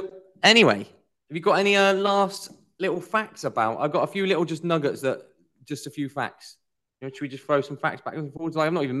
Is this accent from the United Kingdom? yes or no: yes; Swindon, South West England, United Kingdom; Yeah, I'm from Swindon, right?